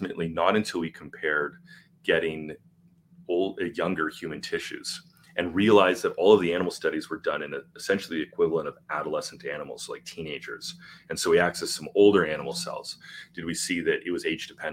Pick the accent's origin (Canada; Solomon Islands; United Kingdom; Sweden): Canada; I'm Canadian.